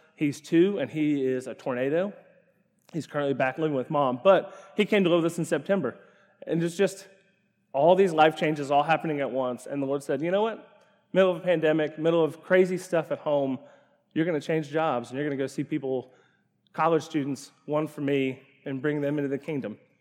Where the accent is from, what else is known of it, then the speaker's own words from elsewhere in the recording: Ashland, Kentucky, United States; I grew up in Ashland, Kentucky